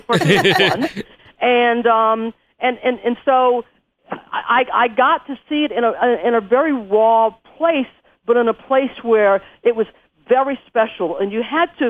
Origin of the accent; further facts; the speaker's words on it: Western New York, United States; moved away as an adult; also born or lived in California; I'm actually from a place up in Western New York, which is, you know, farmland